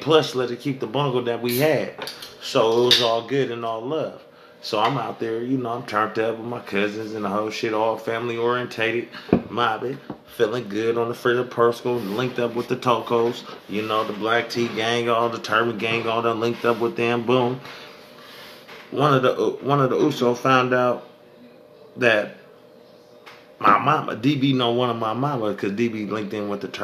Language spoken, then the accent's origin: English; Sacramento, California, United States; I'm from Sac.